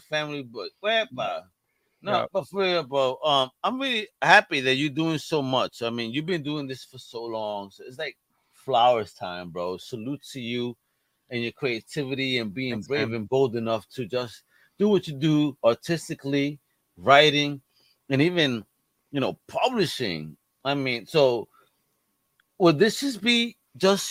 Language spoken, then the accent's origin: English; New York, United States; I'm a New Yorker